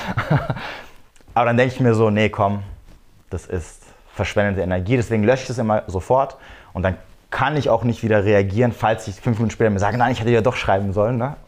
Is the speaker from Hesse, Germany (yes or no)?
yes; near Frankfurt am Main, Hesse, Germany; ich komme aus, äh, aus der Nähe vom schönen äh, Frankfurt am Main.